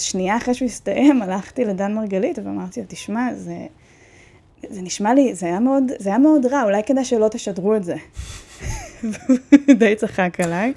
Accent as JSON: {"language": "Hebrew", "town": "Netanya", "region": "Central District", "country": "Israel", "tie": "born or raised there", "said": "אני גדלתי בנתניה"}